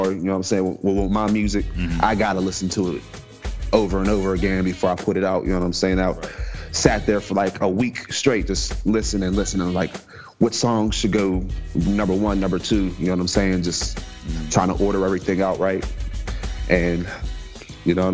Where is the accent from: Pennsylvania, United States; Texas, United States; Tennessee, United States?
Pennsylvania, United States; Coraopolis; I'm from Pittsburgh. Yeah, from a little small town, Coriopolis